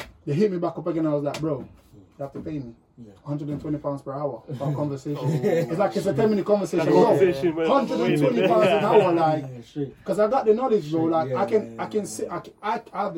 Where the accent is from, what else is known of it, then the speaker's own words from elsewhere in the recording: Jamaica; now in United Kingdom; I'm from Jamaica